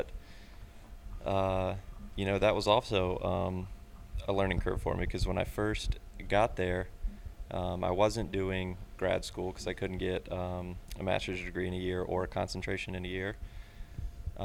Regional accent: Halifax, Virginia, United States; I grew up in Halifax, Virginia, so it's on the border of North Carolina

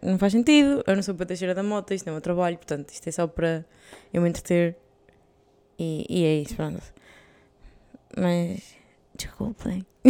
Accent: Portugal; moved away as an adult

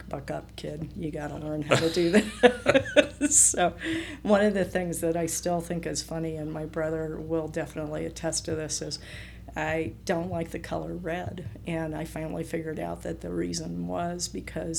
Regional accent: San Francisco Bay Area, California, United States; born or raised there; moved away as an adult; also born or lived in Ecuador; now in Utah, United States

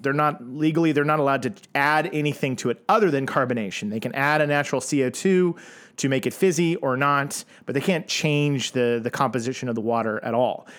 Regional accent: Oklahoma, United States; I'm from Oklahoma

